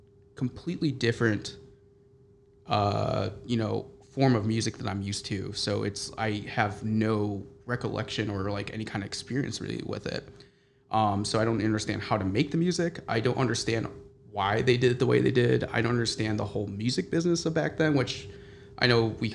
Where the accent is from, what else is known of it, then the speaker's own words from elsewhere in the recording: Chicago, Illinois, United States; I grew up in Chicago